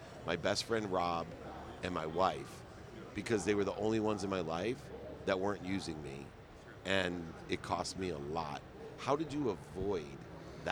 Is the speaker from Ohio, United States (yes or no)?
yes; Akron, Ohio, United States; I grew up in Akron, Ohio.